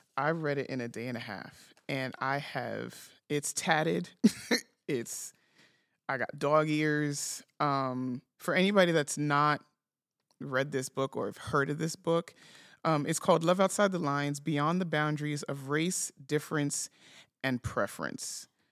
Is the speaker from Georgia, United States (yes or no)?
no; New York City, New York, United States; moved away as an adult; I lived, born and raised, lived my whole life in New York City. I moved here at the end of twenty twenty